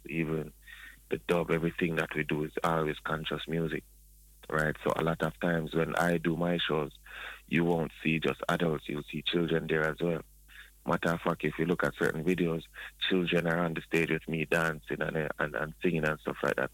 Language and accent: English; Spanish Town, Saint Catherine, Jamaica; now in Toronto, Canada; I am a Jamaican, I'm um, born in Spanish Town